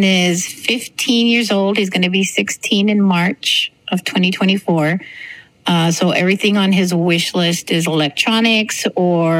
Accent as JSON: {"language": "English", "town": "Clint", "region": "Texas", "country": "United States", "tie": "born or raised there", "also_born_or_lived": "El Paso", "said": "I was a poor white kid growing up in Clint that had a really hard time relating to the people in Clint."}